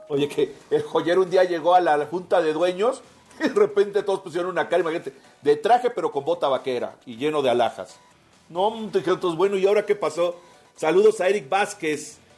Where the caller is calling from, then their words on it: Mexico City, Mexico; Buenas tardes, amigos de Pasión W. … de la Ciudad de México.